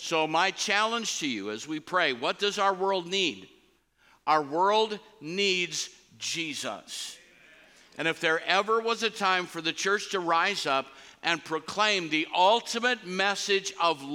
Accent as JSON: {"language": "English", "country": "United States", "said": "As a Christian, as an American"}